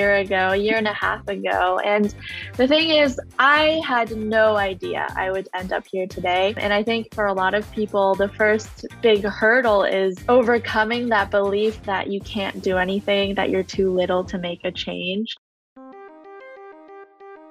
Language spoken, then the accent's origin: English; Canada; I grew up in Canada